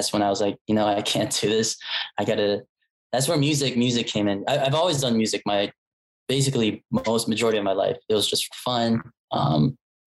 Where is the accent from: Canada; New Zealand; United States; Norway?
United States; Northern Virginia; from Northern Virginia, grew up, born and raised in Northern Virginia.